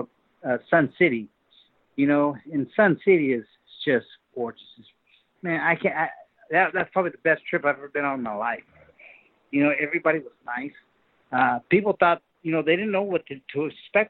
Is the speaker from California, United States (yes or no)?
yes; Sacramento, California, United States; born or raised there